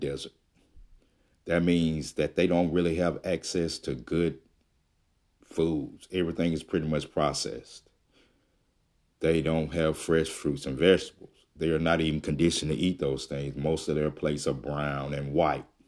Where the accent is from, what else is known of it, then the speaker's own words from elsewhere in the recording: Jackson, Mississippi, United States; moved away; I am from Jackson, Mississippi. And, uh, I'm not there now, but that's where I'm originally from